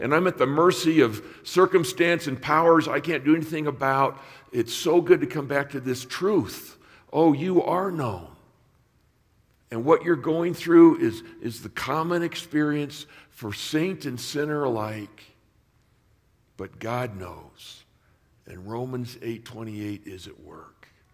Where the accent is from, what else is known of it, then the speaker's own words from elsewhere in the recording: Southern California, United States; growing up in Southern California